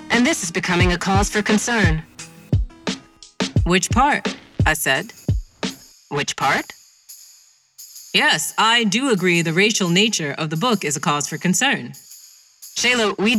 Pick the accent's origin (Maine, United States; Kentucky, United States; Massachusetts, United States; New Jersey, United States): Kentucky, United States; moved away as an adult; also born or lived in Indiana; I grew up in Kentucky and went to college there